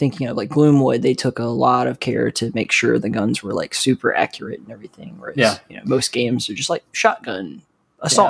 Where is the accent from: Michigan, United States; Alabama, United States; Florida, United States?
Alabama, United States; South; I'm from South Alabama